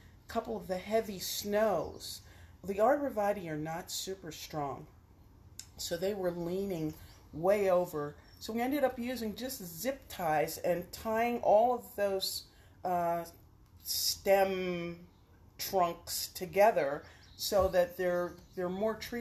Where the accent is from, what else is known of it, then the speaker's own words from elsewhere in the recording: New York City, New York, United States; also born or lived in Connecticut; now in Pittsburgh, United States; I grew up in Brooklyn, New York